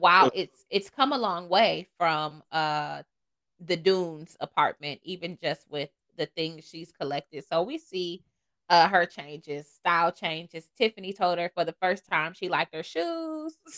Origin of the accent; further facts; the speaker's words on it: Toledo, Ohio, United States; moved away as an adult; now in Charlotte, United States; I'm from Toledo, the mud. Um, from there, went to school there, um, and then I moved. So I've been out of Ohio for almost 10 years